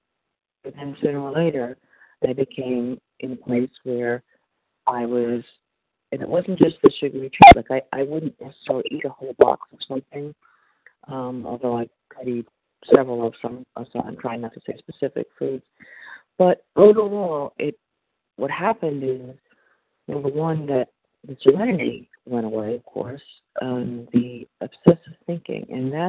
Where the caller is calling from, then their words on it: Florida, United States; I'm calling from Florida, and we're traveling.